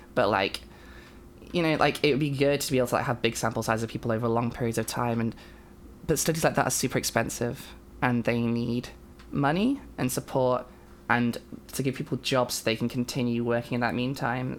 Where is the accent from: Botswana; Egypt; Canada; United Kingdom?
United Kingdom; I am a British trans woman